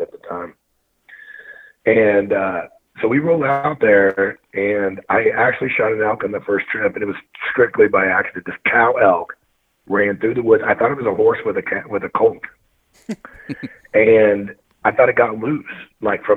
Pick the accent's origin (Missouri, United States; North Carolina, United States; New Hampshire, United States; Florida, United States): Missouri, United States; moved away as an adult; now in Montana, United States; I'm born and raised from Missouri.